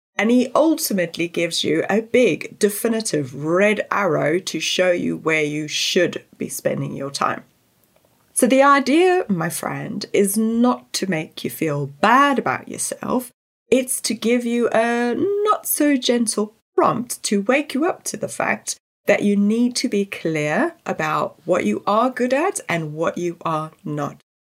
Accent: South Africa; I grew up in South Africa where natural resources were always stretched

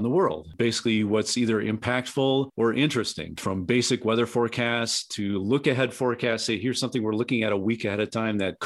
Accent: Southeast Wisconsin, United States; moved away; also born or lived in Colorado; I was born and raised in Southeast Wisconsin

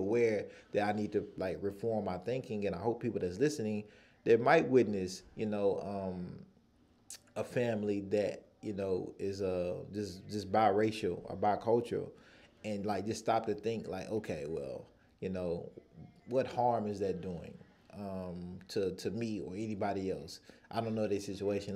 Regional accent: United States; I'm from the United States

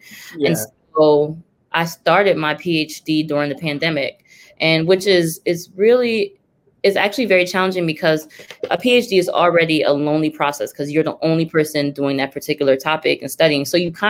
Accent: Liberia; also born or lived in United States; now in London, United Kingdom; So I'm a lot of things, because I'm American, but I'm Liberian, but I'm also British.

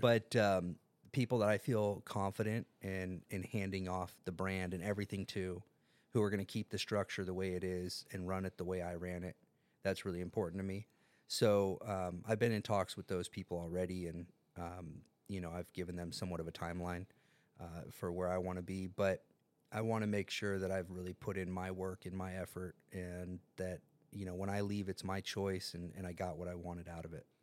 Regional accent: San Diego, California, United States; also born or lived in Carmel Valley, San Diego; I grew up in North Park until I was thirteen years old

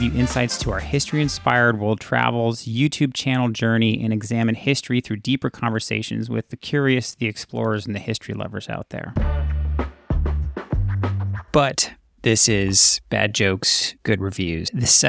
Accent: Los Angeles, California, United States; growing up in the Los Angeles area, like I did

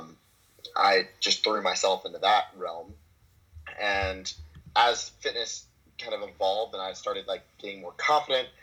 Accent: Memphis, Tennessee, United States; also born or lived in Dallas, Texas / Australia / Canada; now in Santa Monica, United States; Born and raised in Memphis, and then I spent 2 years in Dallas

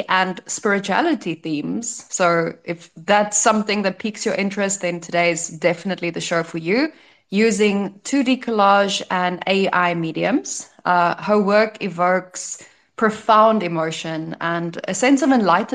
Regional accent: South Africa; now in Croatia; as a South African who just came from visiting home during summer

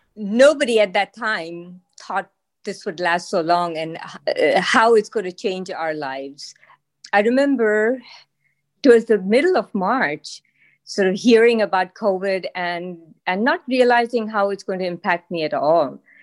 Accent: Pakistan; moved away as an adult; now in Massachusetts, United States; I am from Pakistan, and I arrived to the U S in, uh, early s, nineteen seventy-seven

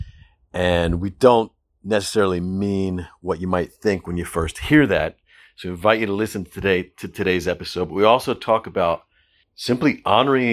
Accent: United States; in American culture where we have these high ideals about who we should be

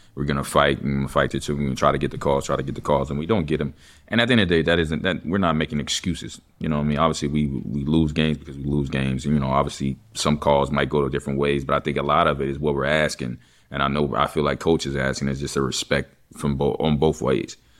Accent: Texas, United States; I'm from Texas

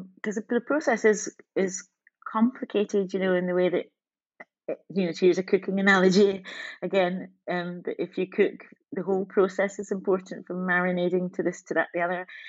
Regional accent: Scotland, United Kingdom; I've had such an interesting relationship with my country, Scotland, being black and being Scottish

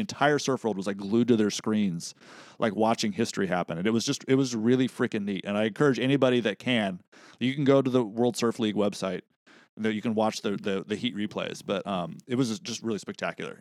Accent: Central Coast, California, United States; we're growing up on the Central Coast

